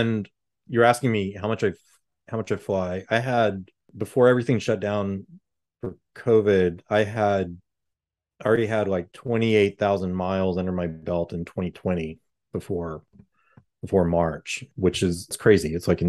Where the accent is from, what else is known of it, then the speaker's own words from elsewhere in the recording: Houston, Texas, United States; I'm from Houston, not from Dallas, but I, you know, I have family and friends in Dallas